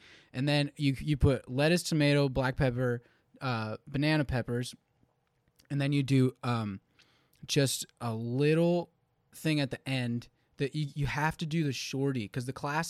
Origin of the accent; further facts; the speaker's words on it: Philadelphia, Pennsylvania, United States; I'm from Philly, I don't know anyone here